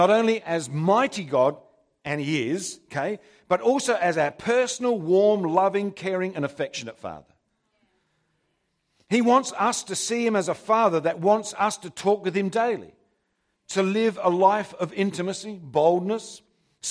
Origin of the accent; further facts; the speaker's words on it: England, United Kingdom; Can you tell I'm English?